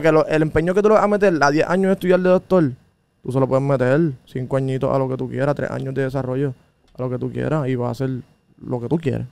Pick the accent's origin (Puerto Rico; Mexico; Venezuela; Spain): Puerto Rico; moved away as an adult; also born or lived in New York, United States; yo soy un boricua. De los boricuas que no se la queremos dar a nadie.